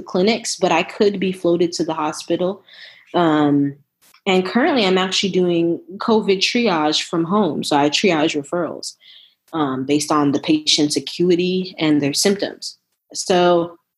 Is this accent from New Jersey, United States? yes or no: yes; New Jersey, United States; moved away as an adult; also born or lived in Brooklyn, New York / Philadelphia / Nashville / San Antonio; now in Austin, United States; I'm originally from New Jersey, born in Brooklyn, raised in Jersey. I currently live in Austin, Texas